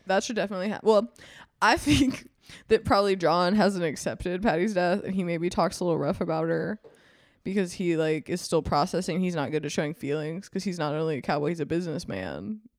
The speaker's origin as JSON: {"language": "English", "region": "Mississippi", "country": "United States", "moved": "yes", "lives_now": "California, United States", "said": "I'm from Mississippi"}